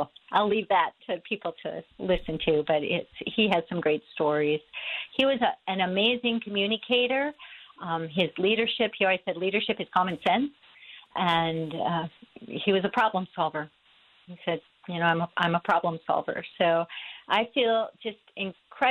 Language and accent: English; Minnetonka, Minnesota, United States; I grew up in the Twin Cities area. I was a graduate of Minnetonka High School.